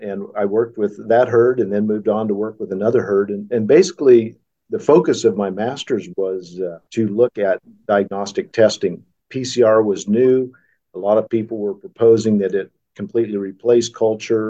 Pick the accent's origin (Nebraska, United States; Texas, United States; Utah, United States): Nebraska, United States; Arnold; also born or lived in Kansas; I grew up in Arnold, Nebraska